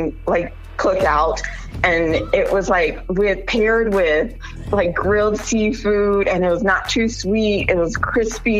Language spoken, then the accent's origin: English; Chicago, Illinois, United States; moved away as an adult; also born or lived in Houston, Texas; now in New Mexico, United States; I was born and raised in Chicago.